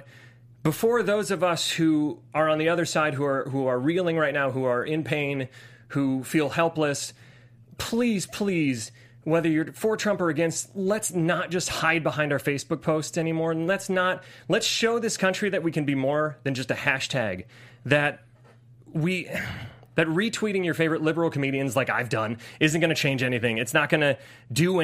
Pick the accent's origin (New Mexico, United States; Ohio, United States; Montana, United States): Ohio, United States; I grew up in Ohio.